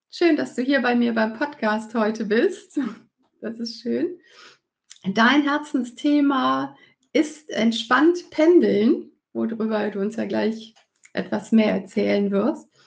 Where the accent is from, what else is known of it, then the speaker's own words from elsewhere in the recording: Cologne, North Rhine-Westphalia, Germany; weil wir ja beide gebürtig ähm, aus Köln stammen.